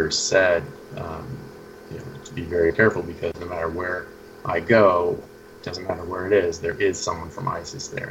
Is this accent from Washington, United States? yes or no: yes; Seattle, Washington, United States; moved away as an adult; also born or lived in England; I grew up in the Seattle area